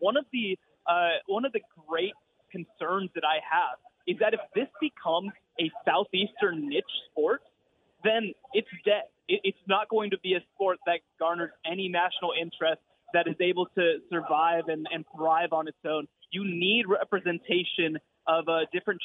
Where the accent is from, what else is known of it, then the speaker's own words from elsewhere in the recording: Texas, United States; I'm from Texas